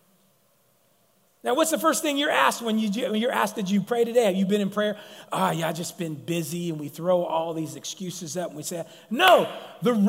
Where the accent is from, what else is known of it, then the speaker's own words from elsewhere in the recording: Sacramento, California, United States; being a Mongolian and being from South Sac